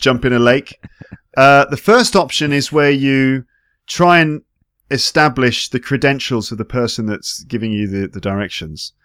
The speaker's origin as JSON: {"language": "English", "region": "England", "country": "United Kingdom", "moved": "as an adult", "lives_now": "France", "said": "as an English person"}